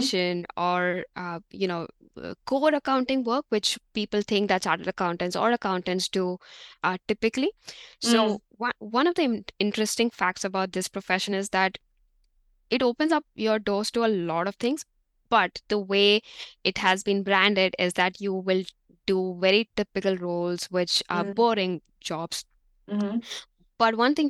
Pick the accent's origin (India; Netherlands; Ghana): India; moved away as an adult; now in New Zealand; being an Indian